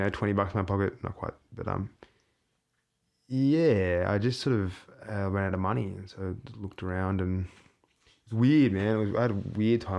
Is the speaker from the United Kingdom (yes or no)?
no; Australia; moved away; I'm an artist from Australia